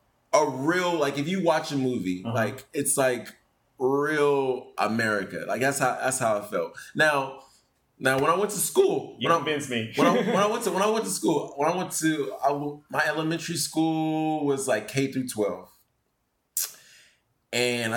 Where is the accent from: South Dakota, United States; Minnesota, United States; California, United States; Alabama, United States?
California, United States; San Francisco; moved away as an adult; now in Japan; I was born in San Francisco